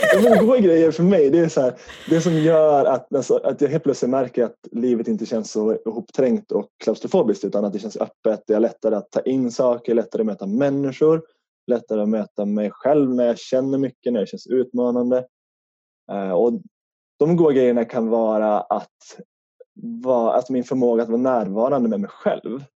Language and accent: Swedish; Härnösand, Västernorrland County, Sweden; accent: Norrland dialect; now in Stockholm, Sweden; Utanför Härnösand i Norrland så eh, bor jag bott på ett hus ute på landet